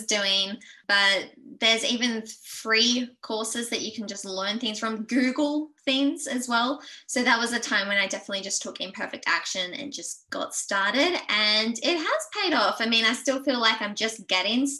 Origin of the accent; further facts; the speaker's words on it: Noosa, Queensland, Australia; now in Montville, Australia; I grew up in Noosa by the beach.